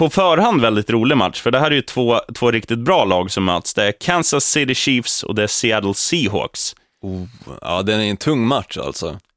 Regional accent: Eskilstuna, Södermanland, Sweden; Är jag från South? Nej, jag är från Eskilstuna Öst.

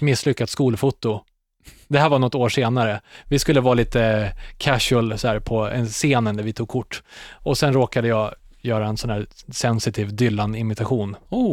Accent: Katrineholm, Södermanland, Sweden; hemma i Katrineholm

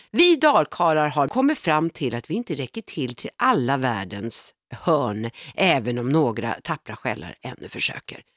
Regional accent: Stockholm, Stockholm County, Sweden; barndomsförorten som jag är uppvuxen i, Vårberg

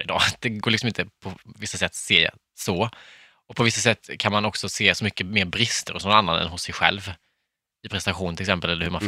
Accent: Värnamo, Jönköping County, Sweden; moved away; Och det finns en liksom, krog i Värnamo där jag är ifrån.

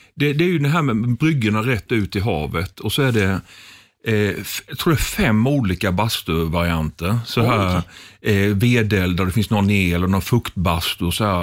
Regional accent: Småland, Sweden; now in Gothenburg, Sweden; jag som smålänning

